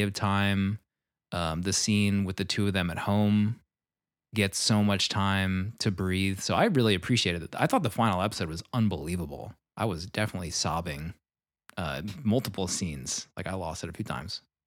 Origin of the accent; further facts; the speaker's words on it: Philadelphia, Pennsylvania, United States; I grew up in the Philadelphia area also